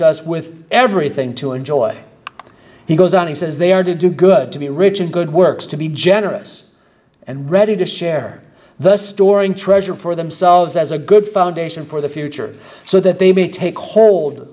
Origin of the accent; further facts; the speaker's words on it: Michigan, United States; I'm from Michigan